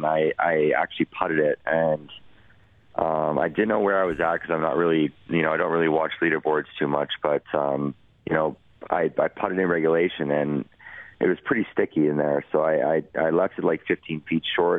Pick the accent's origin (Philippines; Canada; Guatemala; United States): Canada; Edmonton, Alberta; in my hometown